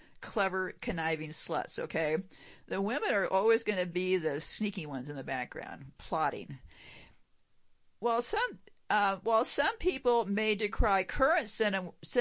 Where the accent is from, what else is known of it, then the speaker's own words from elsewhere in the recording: United States; I'm an American